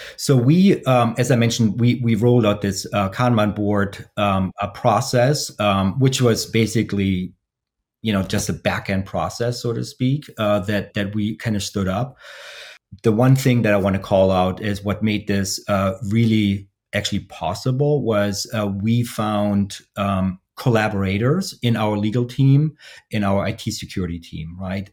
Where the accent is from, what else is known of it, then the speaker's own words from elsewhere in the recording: Germany; now in Columbus, United States; I'm based in the uh, Columbus, Columbus, Ohio area, uh, but originally I'm from Germany.